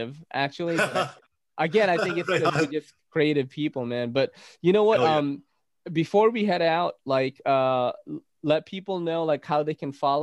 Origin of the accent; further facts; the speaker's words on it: Naga, Bicol Region, Philippines; Guess what city I was born in the Philippines? Naga City